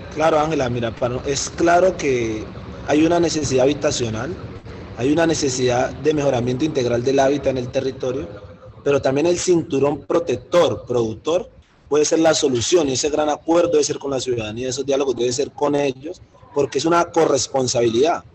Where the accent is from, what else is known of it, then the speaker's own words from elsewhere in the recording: Cali, Valle del Cauca, Colombia; soy del oriente de Cali, crecí en el barrio Mojica